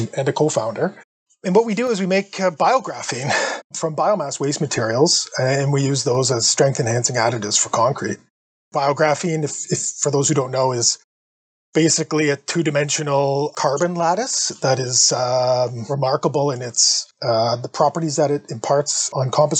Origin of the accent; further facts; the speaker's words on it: Sudbury, Ontario, Canada; Northern Ontario, where I'm from. Sudbury is my hometown